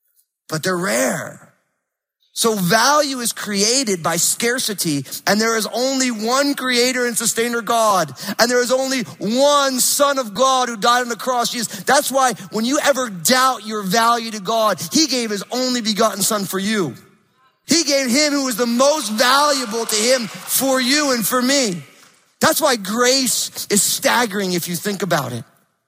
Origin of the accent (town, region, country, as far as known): East Coast, United States; now in Pacific Northwest, United States